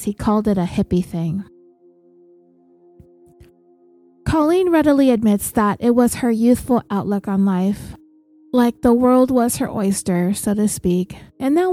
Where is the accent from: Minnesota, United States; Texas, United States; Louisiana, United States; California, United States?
California, United States; we're from California, so everybody has to have a car.